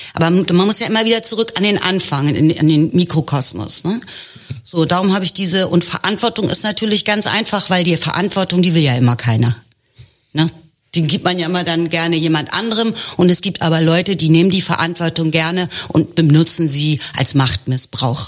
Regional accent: Germany; Also ich bin Ende der 60er geboren, ich bin Deutsche.

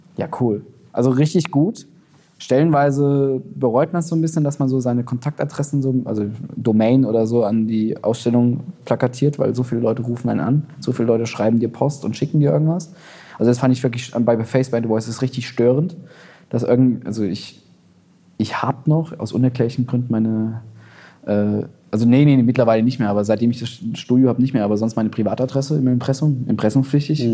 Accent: Berlin, Germany; als Berliner

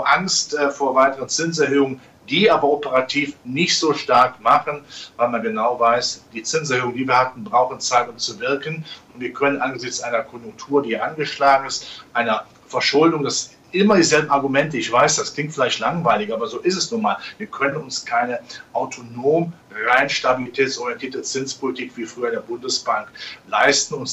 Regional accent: Rhineland, Germany; ich als Rheinländer in der Karnevalssprache

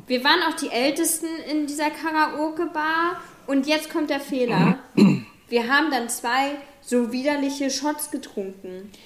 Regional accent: Germany; moved away; also born or lived in New Zealand; wir sind auch beide jetzt nicht auf dem kompletten Dorf, beispielsweise aufgewachsen in Deutschland

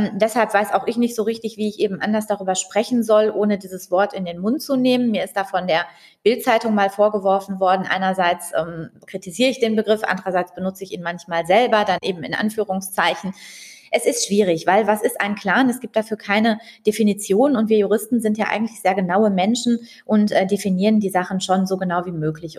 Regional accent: Dortmund, North Rhine-Westphalia, Germany; ich bin ja hier in Dortmund aufgewachsen

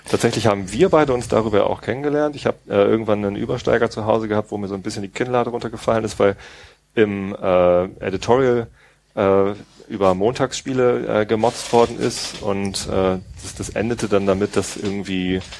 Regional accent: Tostedt, Lower Saxony, Germany; ich bin in Tosted aufgewachsen

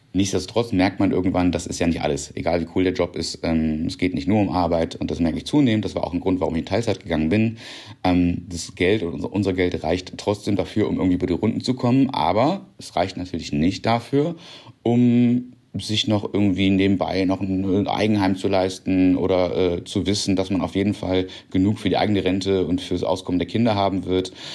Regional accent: North Rhine-Westphalia, Germany; moved away as an adult; now in Berlin, Germany; Ich komme vom Niederrhein, also vom kleinen Dorf

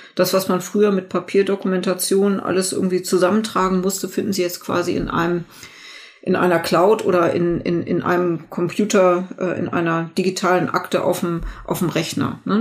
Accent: Germany; hier bei uns in Deutschland

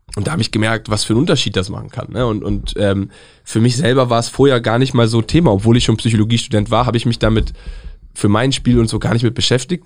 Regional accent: Northern Germany, Germany; Ich komme aus dem Norden.

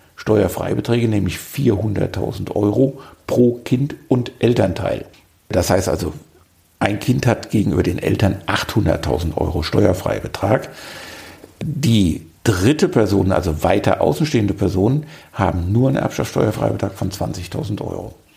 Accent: Darmstadt, Hesse, Germany; moved away as an adult; now in Marburg, Germany; Ich stamme aus Südhessen, komme aus Darmstadt und kam zum Studium vor vielen, vielen Jahren nach Marburg

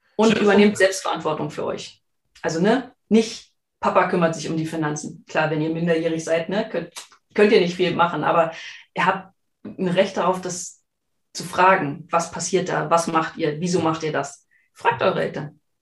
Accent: Germany; wir sind ja beide aus der Region

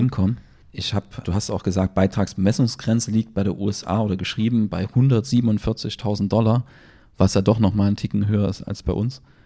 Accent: Germany; bei uns in Deutschland

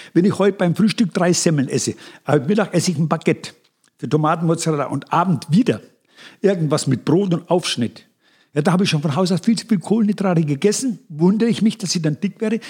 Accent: Upper Franconia, Bavaria, Germany; accent: Upper Franconian; Unsere Dialekte unterscheiden sich nur gering. Du bist Mittelfranke, ich bin Oberfranke.

